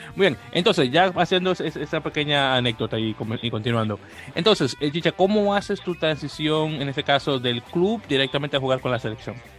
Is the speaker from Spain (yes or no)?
no; Santo Domingo, Distrito Nacional, Dominican Republic; En República Dominicana, de donde yo soy, que no sé si no, te lo llega a mencionar, que soy de Santo Domingo de Guzmán